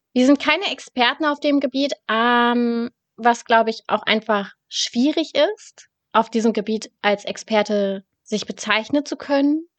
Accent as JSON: {"language": "German", "town": "Hanover", "region": "Lower Saxony", "country": "Germany", "said": "ich komme aus dem schönen Hannover. Das ist die Hauptstadt von Niedersachsen"}